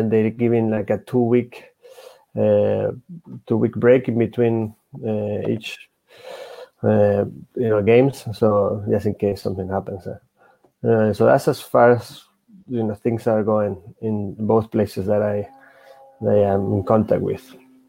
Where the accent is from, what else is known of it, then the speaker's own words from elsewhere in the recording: Spain; I'm from Spain, in case you didn't notice.